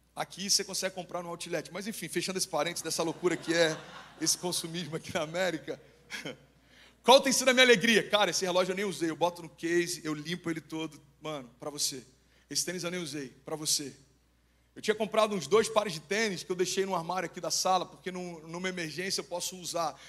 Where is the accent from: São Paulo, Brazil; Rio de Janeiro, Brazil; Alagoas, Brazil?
Rio de Janeiro, Brazil; Cabo Frio; moved away; Lá em Cabo Frio, pelo menos a gente usava